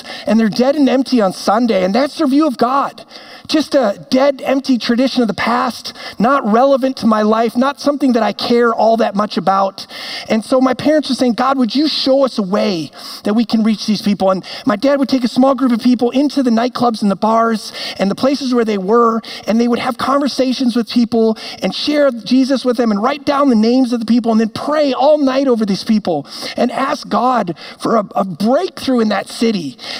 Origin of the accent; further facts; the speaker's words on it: Amsterdam, North Holland, Netherlands; now in Minnetonka, United States; because I was born and raised in Amsterdam. My parents were missionaries there, and they had a real heart to reach the young people of that city who would not walk into a church.